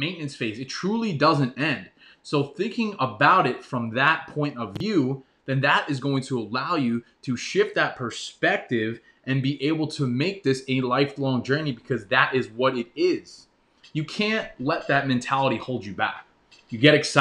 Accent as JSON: {"language": "English", "region": "New York", "country": "United States", "tie": "born or raised there", "said": "I grew up in New York"}